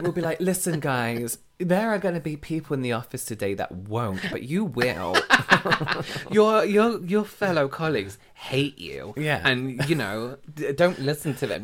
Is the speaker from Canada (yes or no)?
no; England, United Kingdom; We're from England